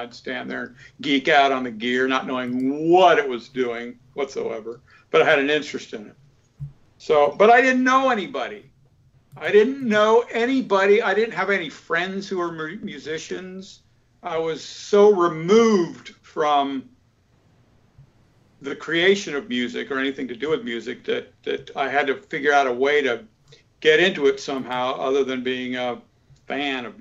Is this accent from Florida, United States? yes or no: yes; Florida, United States; moved away as an adult; also born or lived in Atlanta, Georgia / California; now in Lititz, United States; Atlanta's 10 hours away from where I grew up in Florida